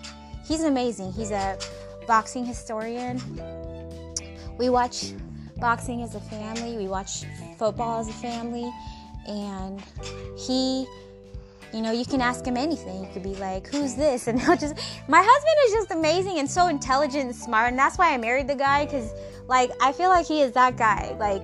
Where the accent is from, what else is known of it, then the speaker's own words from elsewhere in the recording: Seattle, Washington, United States; I was born and raised in America, in Seattle, Washington, Pacific Northwest, Space Needle, baby.